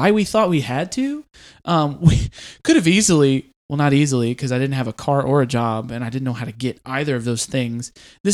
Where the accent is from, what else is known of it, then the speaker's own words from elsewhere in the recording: Clarksville, Tennessee, United States; moved back to my hometown of Clarksville